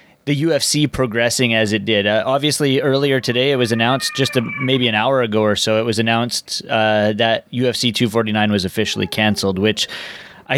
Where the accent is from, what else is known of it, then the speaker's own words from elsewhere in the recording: Vancouver, British Columbia, Canada; I'm from Vancouver, and we're lucky here in British Columbia